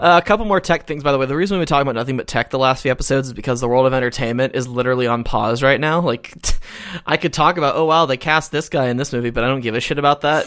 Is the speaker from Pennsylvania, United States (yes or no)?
no; Georgia, United States; now in Texas, United States; my home state of Georgia